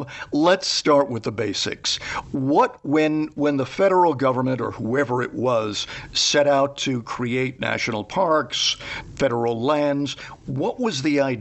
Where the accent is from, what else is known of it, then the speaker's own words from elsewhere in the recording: East Coast, United States; moved away; I'm originally from the East Coast